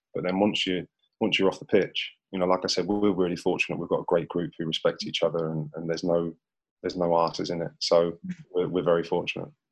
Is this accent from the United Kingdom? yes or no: yes; St Ives, United Kingdom; I'm a kid from St Ives